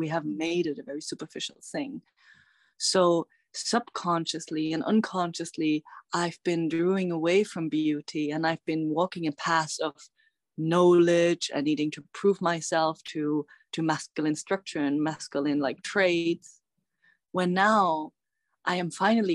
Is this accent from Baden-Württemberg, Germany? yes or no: no; Bavaria, Germany; I'm tuning in from Bavaria, which is the Alb region in Germany where I grew up